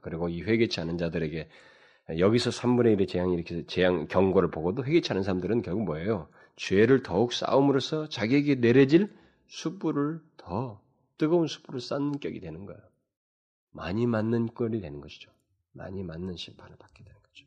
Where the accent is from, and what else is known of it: South Korea